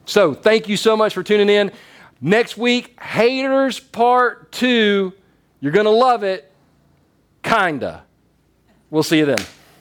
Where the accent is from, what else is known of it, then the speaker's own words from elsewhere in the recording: the South, United States; I'm from the South.